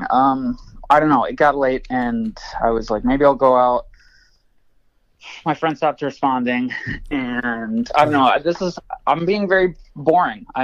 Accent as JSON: {"language": "English", "region": "Michigan", "country": "United States", "said": "I'm from Michigan and he's from Michigan"}